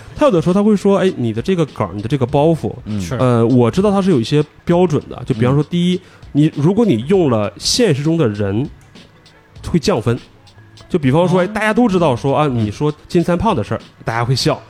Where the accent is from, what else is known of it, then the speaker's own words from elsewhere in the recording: Northeast China, China; 作为一个东北人